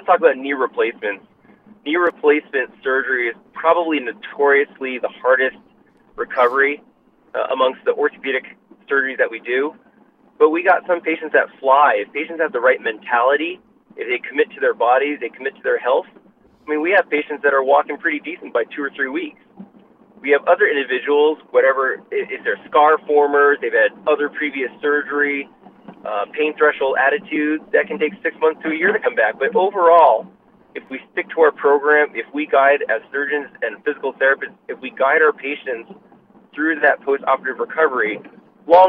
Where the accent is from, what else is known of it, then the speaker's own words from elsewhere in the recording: Boston, Massachusetts, United States; moved away as an adult; now in Los Angeles, United States; I was born and raised in Boston, was there for 30 years before I moved out